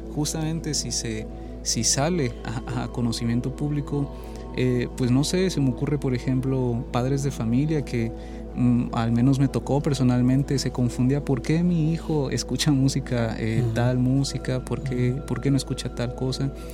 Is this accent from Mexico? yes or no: yes; Chiapas, Mexico; moved away as an adult; soy de Chiapas, entonces de Chiapas pude venir aquí, pude estudiar